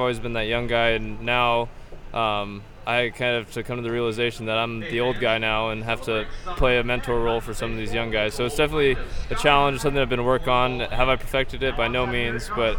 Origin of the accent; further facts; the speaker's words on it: Bend, Oregon, United States; I grew up in Bend, Oregon, and so I grew up and went to Bend High School